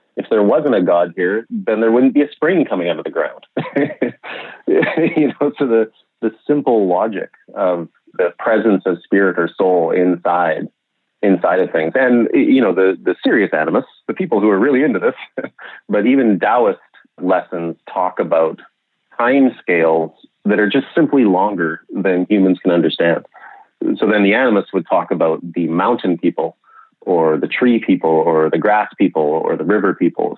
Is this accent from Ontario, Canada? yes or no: no; Okanagan, British Columbia, Canada; I grew up in the Okanagan, in British Columbia